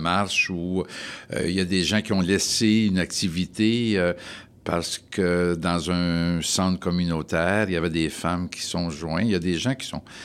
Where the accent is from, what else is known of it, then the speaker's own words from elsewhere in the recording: Montreal, Quebec, Canada; Je suis né à Montréal et j'ai eu toute ma vie euh, familiale, personnelle à Montréal.